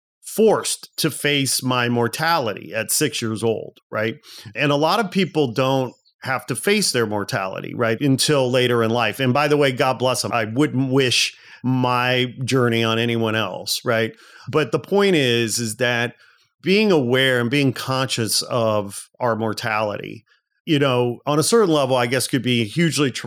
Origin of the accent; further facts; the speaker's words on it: United States; growing up in America in the 70s and 80s